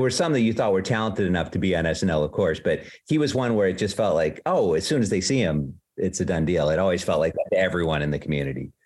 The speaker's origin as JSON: {"language": "English", "town": "Palatine", "region": "Illinois", "country": "United States", "tie": "born or raised there", "moved": "as an adult", "lives_now": "New York City, United States", "said": "I'm from Palatine, Illinois, but the school was in Arlington Heights, which is right nearby."}